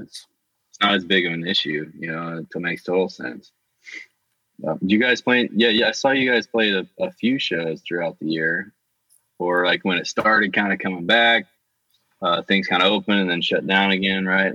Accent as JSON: {"language": "English", "region": "Southeast", "country": "United States", "tie": "born or raised there", "also_born_or_lived": "Tennessee / Southern California", "moved": "as an adult", "said": "growing up in the Southeast, my mom was in a bluegrass band. So kind of that whole, uh, in the Blue Ridge Mountains"}